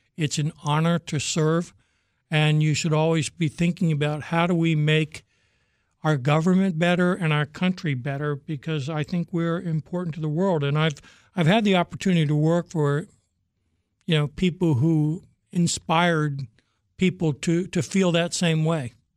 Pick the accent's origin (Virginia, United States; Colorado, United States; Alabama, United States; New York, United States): Virginia, United States; also born or lived in Norfolk, Virginia; I'm a Virginia boy my whole life.